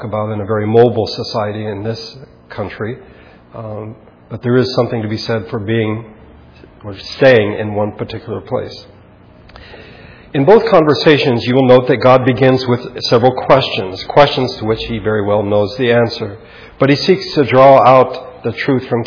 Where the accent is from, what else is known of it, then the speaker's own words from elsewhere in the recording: United States; Americans, which we are